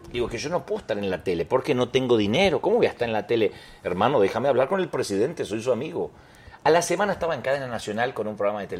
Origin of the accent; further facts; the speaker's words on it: Buenos Aires, Argentina; De Buenos Aires. Argentina.